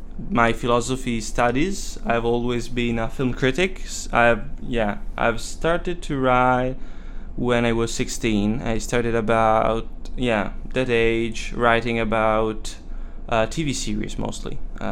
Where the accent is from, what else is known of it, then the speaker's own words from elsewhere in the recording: Monza, Lombardy, Italy; English is a second language; moved away as an adult; now in London, United Kingdom; I'm from Italy. I live nearby Monza, which is a small town mostly famous for the Formula One competition.